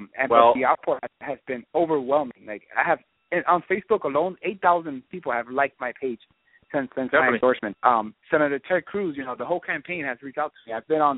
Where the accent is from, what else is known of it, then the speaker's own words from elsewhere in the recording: Puerto Rico; born there; I was born in Puerto Rico. I go there all the time.